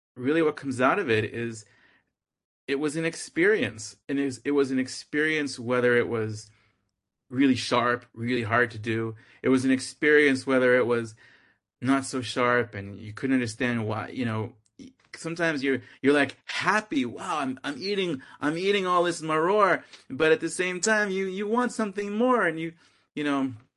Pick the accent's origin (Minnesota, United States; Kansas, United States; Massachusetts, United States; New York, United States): Massachusetts, United States; Boston; I'm from Boston